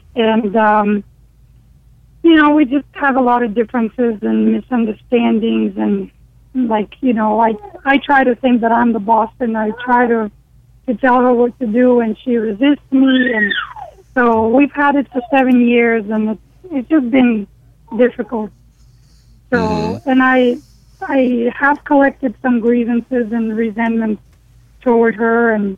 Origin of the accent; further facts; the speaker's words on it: Ukraine; I am from Ukraine.